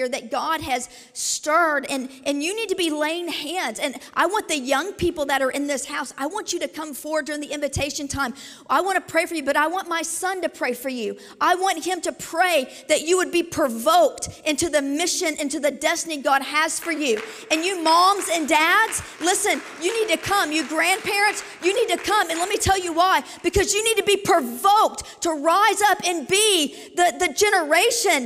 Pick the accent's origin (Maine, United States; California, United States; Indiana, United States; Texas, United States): Indiana, United States; Southern; also born or lived in Kentucky / Tulsa; I was born in Kentucky, raised here in Southern Indiana